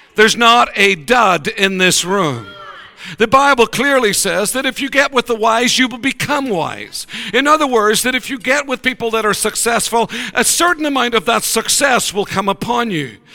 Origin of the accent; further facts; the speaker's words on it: Ireland; We're personable people. We want to be with everybody all the time. We're Irish